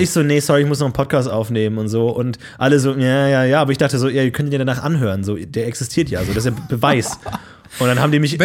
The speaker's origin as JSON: {"language": "German", "region": "Bavaria", "country": "Germany", "said": "ich komme aus Bayern, da hieß es Fasching"}